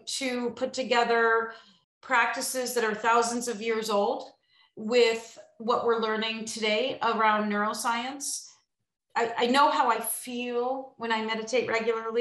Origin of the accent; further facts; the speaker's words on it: Illinois, United States; I'm from Illinois